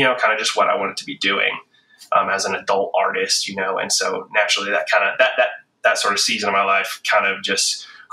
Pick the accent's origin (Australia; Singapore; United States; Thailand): United States; the South; moved away as an adult; also born or lived in High Point, North Carolina / Nashville, Tennessee / Los Angeles, California; growing up in the South, the Bible Belt